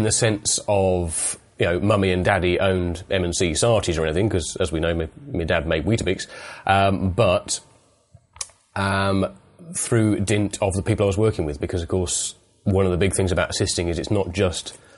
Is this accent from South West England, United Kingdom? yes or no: no; East Midlands, United Kingdom; moved away as an adult; also born or lived in Blackpool / London; East Midlands originally